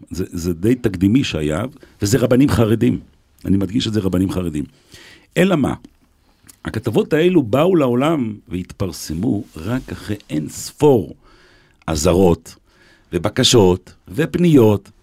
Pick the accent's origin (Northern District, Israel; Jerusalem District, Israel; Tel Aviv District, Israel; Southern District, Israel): Jerusalem District, Israel; Jerusalem; also born or lived in Beersheba; אני גדלתי בצעירותי, בילדותי, נולדתי ליד אה, בניין הרדיו בירושלים